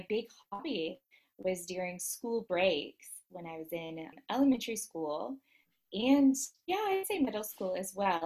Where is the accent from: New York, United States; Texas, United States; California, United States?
Texas, United States; Dallas; now in Versailles, France; I am originally from Dallas, Texas. I actually am currently living in Versailles, France